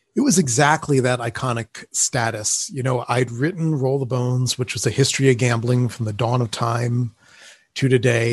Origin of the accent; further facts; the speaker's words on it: Atlantic City, New Jersey, United States; now in Las Vegas, United States; growing up in Atlantic City, New Jersey